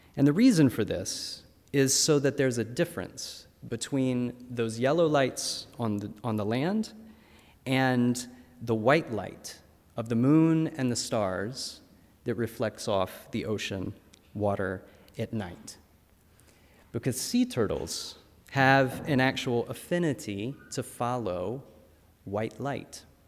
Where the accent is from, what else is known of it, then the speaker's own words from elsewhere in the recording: North Carolina, United States; My home state of North Carolina